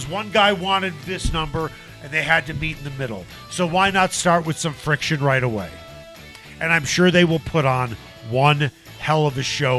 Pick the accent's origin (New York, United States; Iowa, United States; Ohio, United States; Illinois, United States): Illinois, United States; Chicago; moved away as an adult; also born or lived in Indiana; So I grew up in Chicago and I went to Indiana.